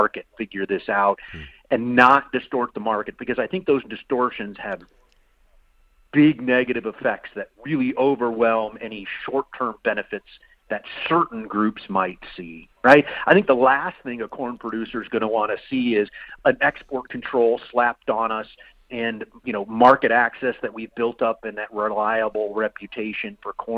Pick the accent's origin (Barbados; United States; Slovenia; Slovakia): United States; Iowa; I'm from Iowa